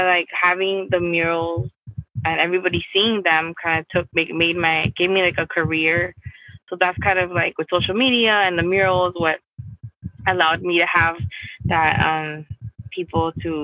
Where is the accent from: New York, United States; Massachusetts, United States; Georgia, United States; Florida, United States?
Florida, United States; Miami; also born or lived in Peru; I grew up in Miami. I was born in Peru, but I grew up here